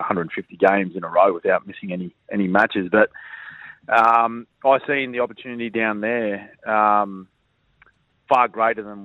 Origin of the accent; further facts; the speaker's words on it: Queensland, Australia; moved away as an adult; also born or lived in Melbourne; growing up in Queensland. You know, we hardly have a winter up here.